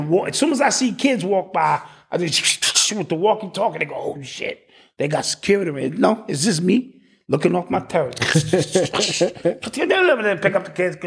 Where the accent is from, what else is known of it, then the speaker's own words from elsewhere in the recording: New York City, New York, United States; I'm from the Boogie Down Bronx